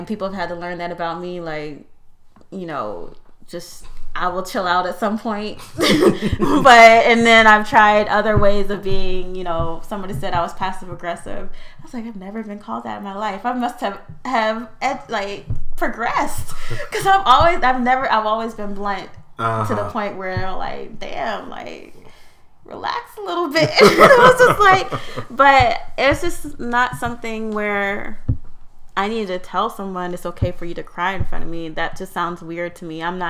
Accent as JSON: {"language": "English", "region": "Virginia", "country": "United States", "tie": "born or raised there", "said": "I grew up in America, grew up in Virginia. I'm probably more patriotic than you. So I grew up in a military family."}